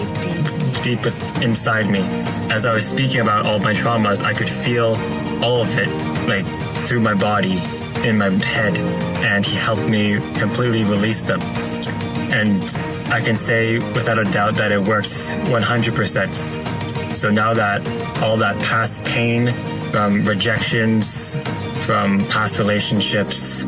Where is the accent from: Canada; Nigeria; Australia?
Canada; Toronto, Ontario; I'm from Toronto